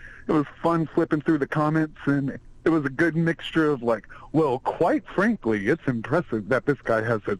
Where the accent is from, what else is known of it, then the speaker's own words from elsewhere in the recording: North Texas, United States; Texas, up north.